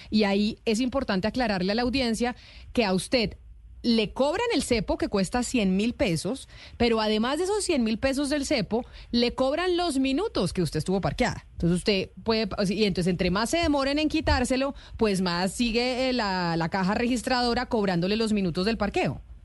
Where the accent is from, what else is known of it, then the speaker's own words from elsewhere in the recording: Bogotá, Colombia; yo como bogotana